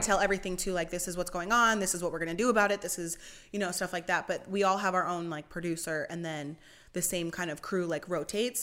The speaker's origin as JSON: {"language": "English", "region": "Pennsylvania", "country": "United States", "also_born_or_lived": "Allentown, Pennsylvania / Dover, Delaware", "moved": "as an adult", "lives_now": "Delaware, United States", "said": "I'm from Pennsylvania. I lived in North East Pennsylvania"}